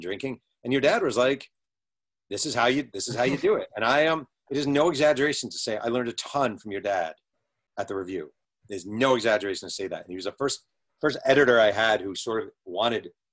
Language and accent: English; Mahopac, New York, United States; I'm some guy from Mayo Pack